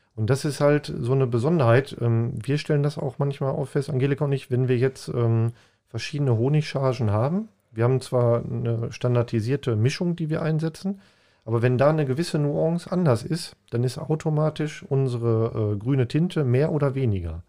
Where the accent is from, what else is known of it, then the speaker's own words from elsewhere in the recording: Paderborn, North Rhine-Westphalia, Germany; moved away; ich komme aus Paderborn ursprünglich